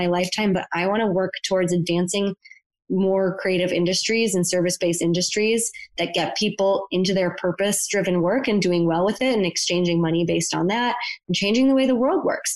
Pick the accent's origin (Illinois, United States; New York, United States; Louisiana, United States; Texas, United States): New York, United States; Buffalo; moved away; I'm from Buffalo, New York. Very few people left my hometown